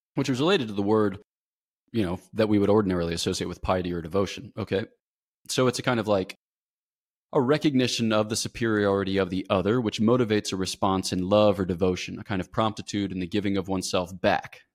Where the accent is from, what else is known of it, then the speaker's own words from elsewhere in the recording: United States; moved away; I'm American.